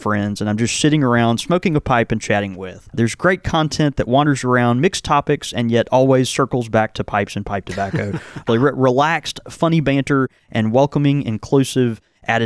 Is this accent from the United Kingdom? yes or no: no; the South, United States; accent: thick Southern